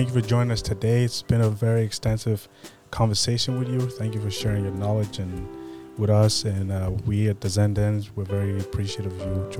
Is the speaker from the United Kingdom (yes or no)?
no; Cameroon; moved away; I grew up in Cameroon.